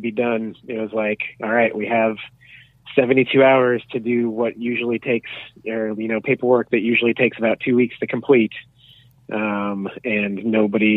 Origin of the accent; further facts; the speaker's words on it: United States; now in Canada; I'm from America